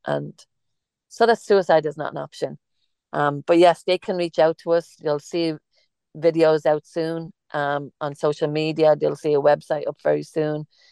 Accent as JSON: {"language": "English", "country": "Ireland", "accent": "Irish", "moved": "yes", "said": "I'm Irish, and we have an Irish cafe"}